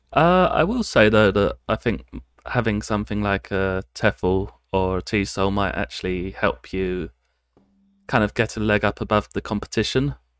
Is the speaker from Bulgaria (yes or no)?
no; United Kingdom; moved away as an adult; now in Japan; I come from the United Kingdom, and I've been living in Japan for about six, bit over six years now